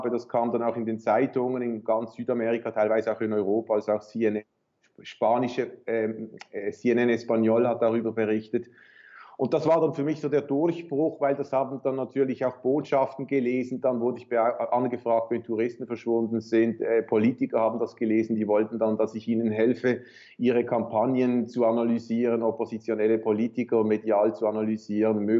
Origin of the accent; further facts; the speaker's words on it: Basel-Landschaft, Switzerland; also born or lived in Paris, France / Chicago, United States / Winterthur; Ich bin in Paris geboren, aber wir hatten dort nur die ersten paar Monate meines Lebens gelebt und dann die Schweiz und dann Chicago und dann wieder Schweiz. Also den Hauptteil meiner Jugend schon in der Schweiz zwischen Winterthur zu Beginn und dann Baselland.